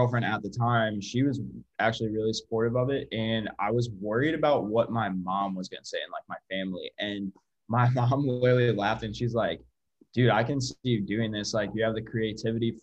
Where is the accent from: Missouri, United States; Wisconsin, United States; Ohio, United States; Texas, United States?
Missouri, United States; St. Louis; moved away as an adult; now in Springfield, United States; I'm from St. Louis